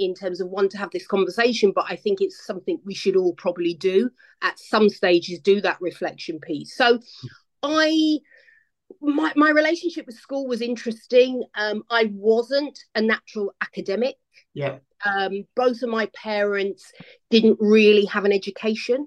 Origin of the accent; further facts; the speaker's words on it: London, United Kingdom; I grew up in London, so big city